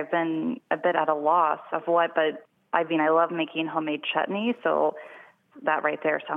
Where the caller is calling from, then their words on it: Berkeley, California, United States; I'm calling from Berkeley, California.